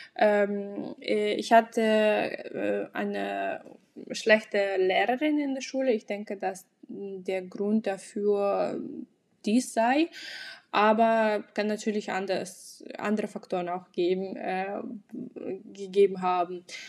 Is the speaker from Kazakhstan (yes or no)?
yes; Aktobe, Aktobe Region, Kazakhstan; first language Russian; German is a second language; now in Germany; an einer kasachischen Uni in meiner Heimatstadt in Aktobe